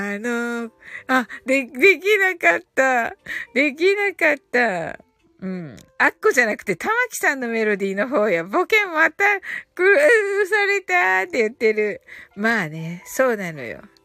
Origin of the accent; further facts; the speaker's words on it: Kyushu, Japan; 九州人です